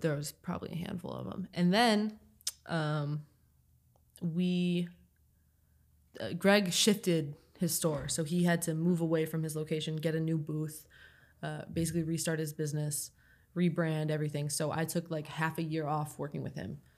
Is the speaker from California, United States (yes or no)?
no; Toledo, Ohio, United States; moved away as an adult; also born or lived in Long Island; I grew up in Toledo